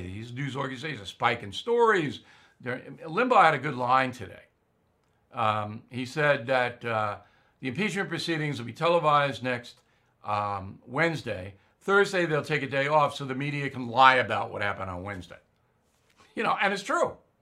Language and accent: English; near Westbury, New York, United States; Westbury, New York, right near where I was raised